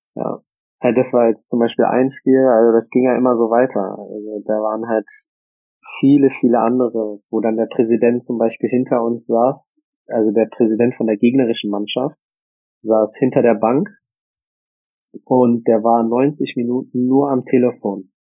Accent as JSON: {"language": "German", "town": "Bonn", "region": "North Rhine-Westphalia", "country": "Germany", "tie": "born or raised there", "moved": "yes", "said": "es ist halt meine Heimat"}